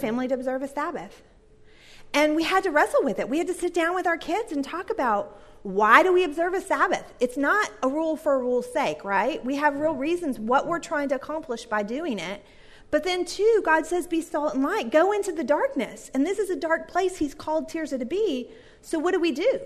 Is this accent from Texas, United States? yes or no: yes; Texas, United States; now in Duluth, United States; I grew up in Texas